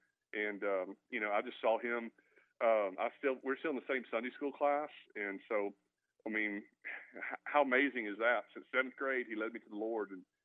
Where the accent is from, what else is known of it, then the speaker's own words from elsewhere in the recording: Mesquite, Texas, United States; also born or lived in Milwaukee / Alva, Oklahoma; I grew up here in Mesquite, Texas. Grew up in a family that never went to church.